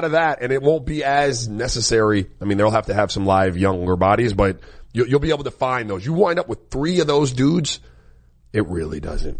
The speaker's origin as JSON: {"language": "English", "country": "United States", "said": "I am American through and through."}